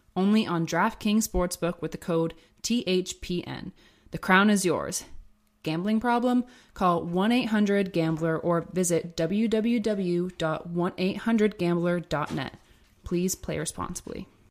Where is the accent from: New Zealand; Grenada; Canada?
Canada; Brantford, Ontario; moved away as an adult; also born or lived in Haldimand, Ontario / Stoney Creek, Ontario / eastern Canada / Hungary; now in Germany; I'm from Brantford, Ontario. I played in Brantford until, I think I was maybe fourteen